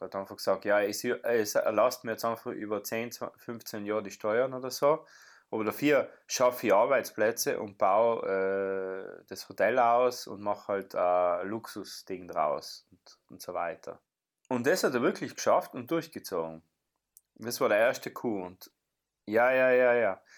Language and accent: German; South Tyrol, Trentino-Alto Adige, Italy; wir als Südtiroler